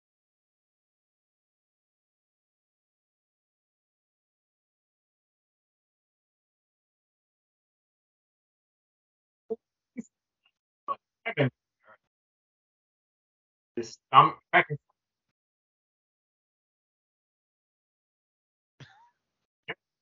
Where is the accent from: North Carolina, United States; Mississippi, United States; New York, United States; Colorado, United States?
New York, United States; I grew up in New York. I was still living in New York